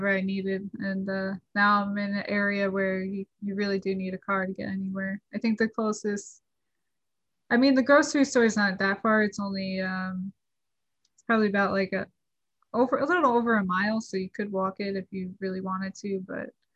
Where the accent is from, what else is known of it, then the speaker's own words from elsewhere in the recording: New Jersey, United States; I grew up in New Jersey